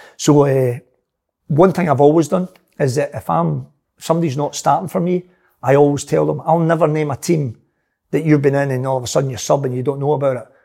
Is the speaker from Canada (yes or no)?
no; Glasgow, Scotland, United Kingdom; moved away; a wee skinny guy growing up in the Gorbals